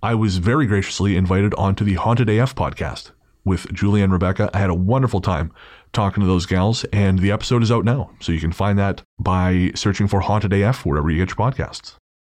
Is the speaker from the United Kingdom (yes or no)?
yes; England, United Kingdom; we are English